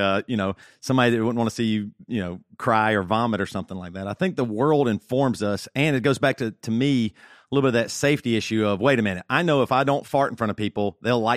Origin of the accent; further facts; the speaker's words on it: South Carolina, United States; I grew up in South Carolina, you know, very backwoods, small church, 40 people